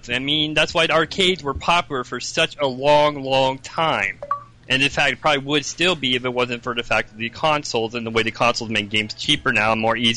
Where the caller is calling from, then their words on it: Melbourne, Florida, United States; Hey, this is excellent call from Melbourne, Florida.